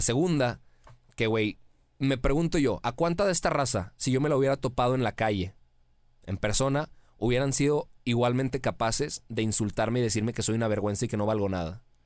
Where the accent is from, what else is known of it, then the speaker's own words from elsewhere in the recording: Mexico; mi tierra me lo dio todo